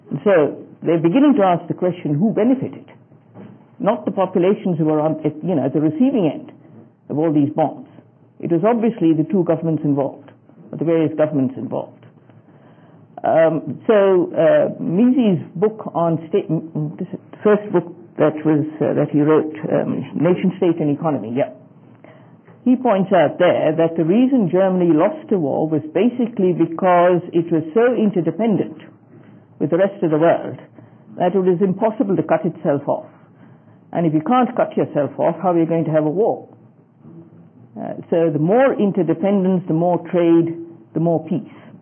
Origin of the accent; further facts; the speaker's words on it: Australia